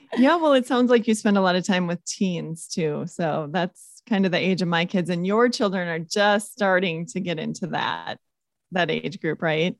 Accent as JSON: {"language": "English", "region": "Minnesota", "country": "United States", "said": "my home state of Minnesota"}